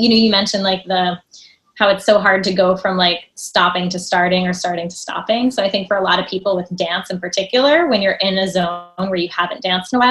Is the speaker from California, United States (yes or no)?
no; New Jersey, United States; I grew up in New Jersey and I'm taking ballet classes in the city